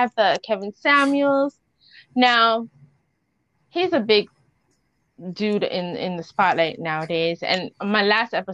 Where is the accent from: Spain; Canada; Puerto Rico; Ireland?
Canada; Toronto, Ontario; I'm from Toronto